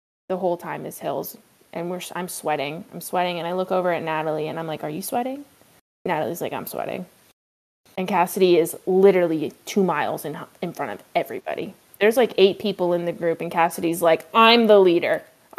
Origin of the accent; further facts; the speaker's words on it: East Coast, United States; we bonded over growing up on the East Coast, and we realized that we only lived 2 hours away from each other